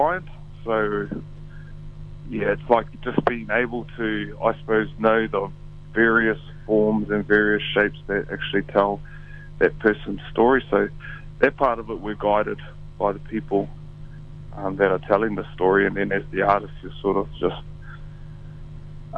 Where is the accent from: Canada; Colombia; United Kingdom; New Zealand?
New Zealand; Tauranga, Bay of Plenty; Born and raised in Tauranga